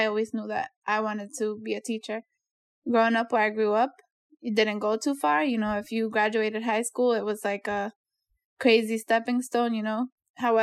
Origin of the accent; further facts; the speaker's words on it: Worcester, Massachusetts, United States; I was a Boys and Girls Club kid, born and raised in Worcester